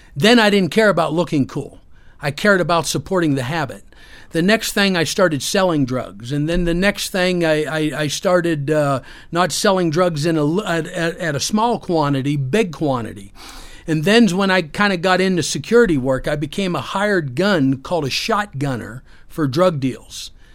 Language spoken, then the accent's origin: English; Pennsylvania, United States; also born or lived in Orlando, Florida; we moved back to my hometown in Pennsylvania.